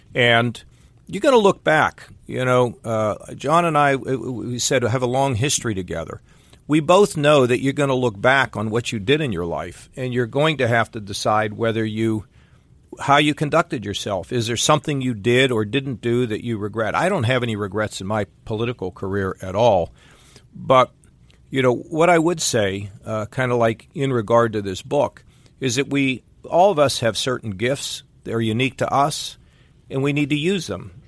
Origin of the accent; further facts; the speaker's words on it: Westerville, Ohio, United States; my hometown of Westerville